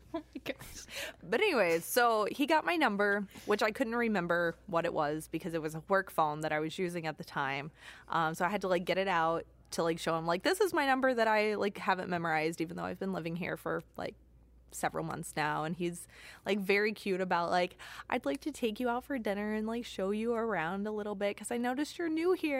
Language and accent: English; Southern Illinois, United States; moved away as an adult; now in Michigan, United States; I was born and raised in Southern Illinois. I moved to Michigan for an internship.